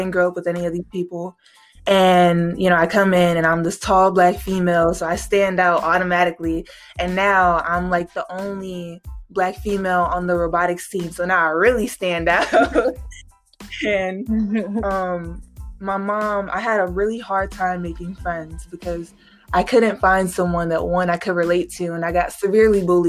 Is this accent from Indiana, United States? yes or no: yes; Gary, Indiana, United States; moved away as an adult; I grew up in Gary